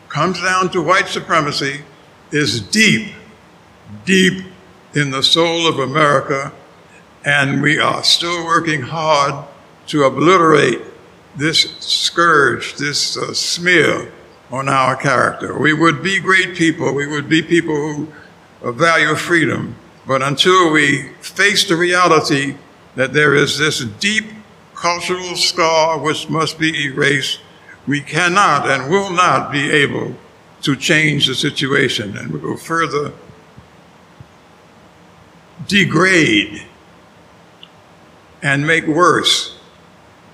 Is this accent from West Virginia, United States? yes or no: no; New York City, New York, United States; moved away as an adult; also born or lived in Nashville, Tennessee; now in Miami, United States; I grew up, I was born in New York City